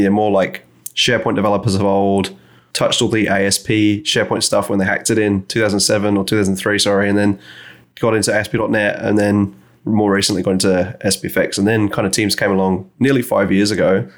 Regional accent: Great Dunmow, East of England, United Kingdom; now in Redmond, United States; I was from Great Dunmo, which is just outside Stansted

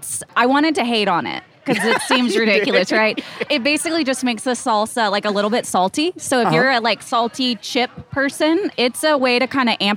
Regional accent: Independence, Missouri, United States; So I'm from Eastern Jack, representing Independence, Missouri.

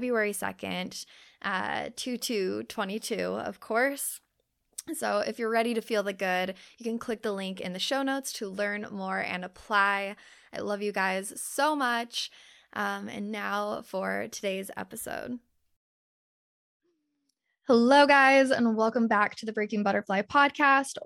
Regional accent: Utah, United States; we both grew up in Utah

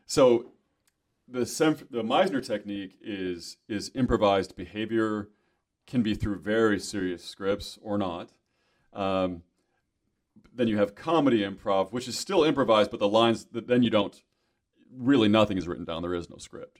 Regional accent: Michigan, United States; moved away as an adult; also born or lived in California / Arizona; now in Kentucky, United States; I'm from Michigan

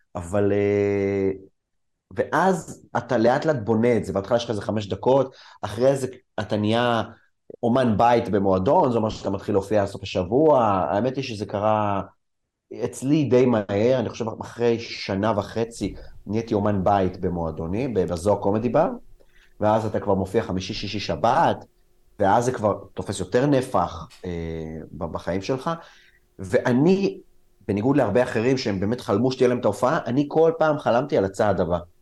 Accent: Israel; also born or lived in Soviet Union (born there); החברים שלי היו חברים ישראלים, גדלתי בסביבה ישראלית

